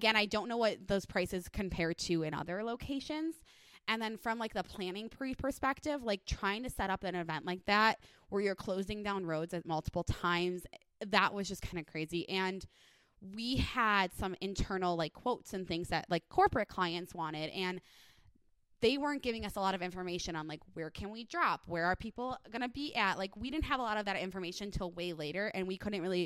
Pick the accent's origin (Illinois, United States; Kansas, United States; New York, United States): Illinois, United States; Chicago; now in Las Vegas, United States; I grew up in Chicagoland area